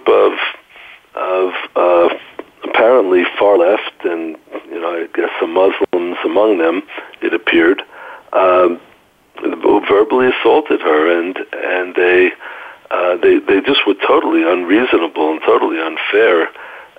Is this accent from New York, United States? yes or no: yes; New York, United States; moved away as an adult; also born or lived in Shiloh, Israel; now in Israel; I grew up actually in New York, and I moved to Israel almost 27 years ago, and I've been living in Israel for that long